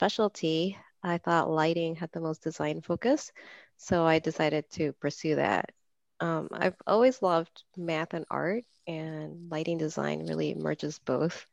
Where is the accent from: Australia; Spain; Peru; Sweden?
Peru; Lima; moved away as an adult; now in Chicago, United States; I was born and raised in Peru until it was time to go to college, and then I came to the U.S.